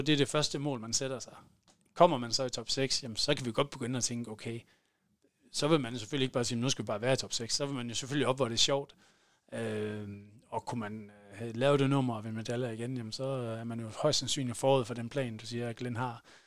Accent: Varde, Southern Denmark, Denmark; i Varde der, hvor jeg, hvor jeg er fra.

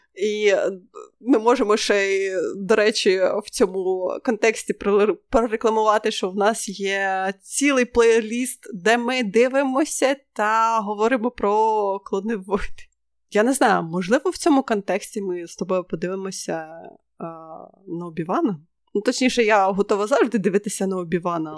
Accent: Ukraine; ми з України

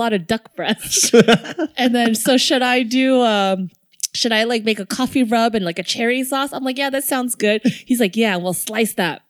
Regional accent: South Bay, California, United States; Growing up, like my family, we just don't really eat spicy food. And we only went to a handful of Chinese places in the South Bay.

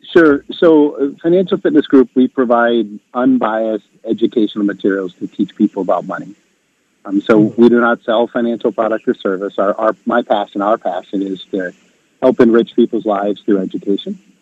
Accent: Wisconsin, United States; moved away; I'm from Wisconsin originally

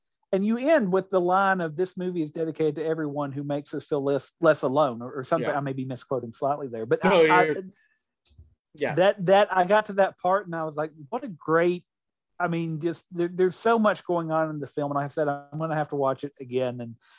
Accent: Appalachian Kentucky, United States; I grew up in the Appalachian area of Kentucky, obsessed with Star Trek.

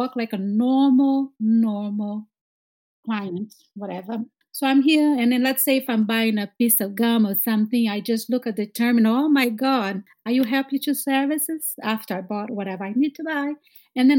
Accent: Brazil; moved away as an adult; now in Boston, United States; I am from Brazil

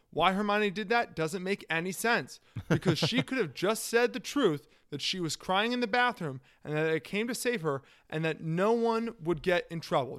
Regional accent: Washington, District of Columbia, United States; I'm from Washington, D C

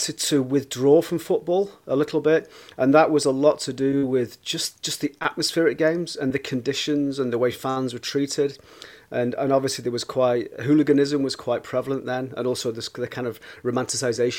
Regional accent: Manchester, North West England, United Kingdom; also born or lived in Leicester; I was brought up in Burnage in Manchester.

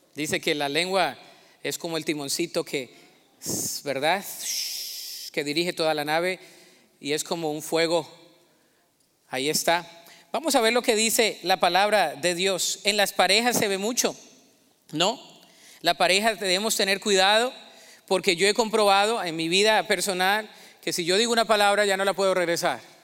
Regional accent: Colombia; moved away; El colombiano en mí se me salió

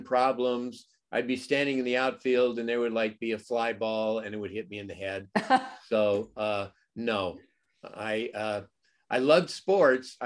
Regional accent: Los Angeles, California, United States; I grew up in the San Fernando Valley.

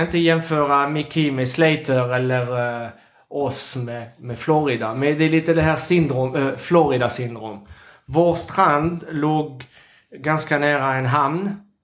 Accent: Capbreton, Nouvelle-Aquitaine, France; Swedish is a second language; now in Sweden; när jag växte upp i Sablett

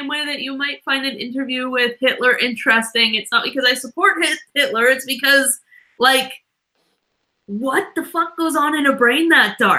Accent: Canada; I'm a Canadian

